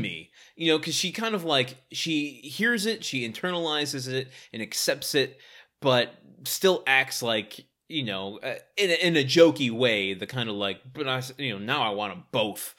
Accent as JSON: {"language": "English", "town": "Detroit", "region": "Michigan", "country": "United States", "said": "I'm from Detroit"}